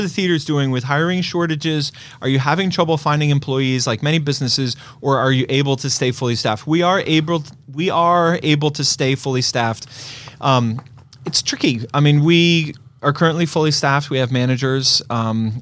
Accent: New York City, New York, United States; I grew up in Brooklyn in the 70s

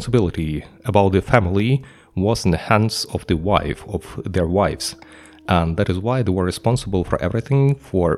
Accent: Ukraine; I come from Ukraine and I used to attend a sociology class at the Ukrainian university

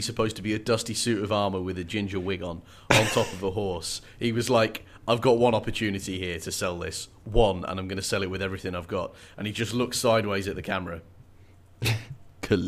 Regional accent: Birmingham, West Midlands, United Kingdom; the accent from where I grew up in Birmingham

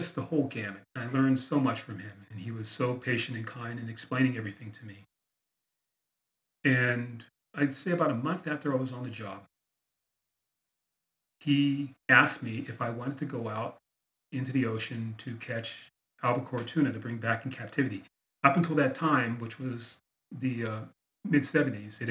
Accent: San Diego, California, United States; also born or lived in Philadelphia, Pennsylvania; I grew up in San Diego, California.

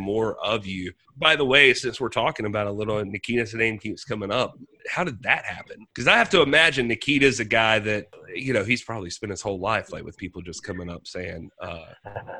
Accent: Greenville, South Carolina, United States; we're both from Greenville, South Carolina

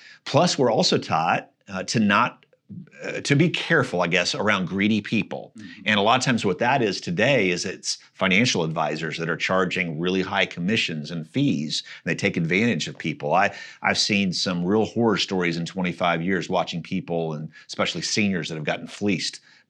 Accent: Missouri, United States; So I grew up just outside of Kansas City, close to where the Oregon Trail got started.

